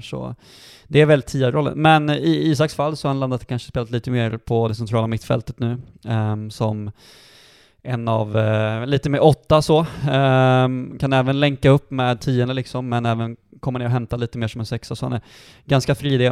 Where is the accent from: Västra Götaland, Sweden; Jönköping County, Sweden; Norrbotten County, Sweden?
Västra Götaland, Sweden; Dalsland; now in Sandviken, Sweden; sen så började jag gå tränarutbildningar hemma i Dalsland när jag var 15-16 år